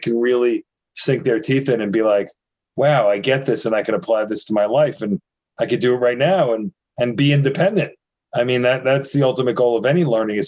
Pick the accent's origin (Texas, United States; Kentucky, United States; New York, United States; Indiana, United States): New York, United States; I'm from New York